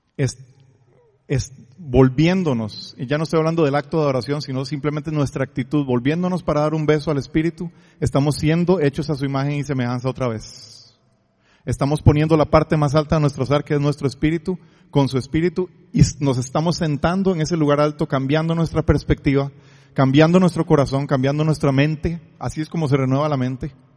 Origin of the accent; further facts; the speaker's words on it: Costa Rica; soy tico